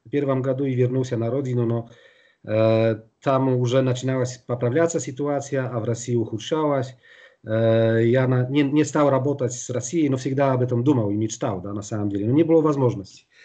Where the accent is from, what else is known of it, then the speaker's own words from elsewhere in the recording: Białystok, Podlaskie Voivodeship, Poland; born there; Я родился в Белостоке, это восточная Польша, рядом э, с белорусским Гродно.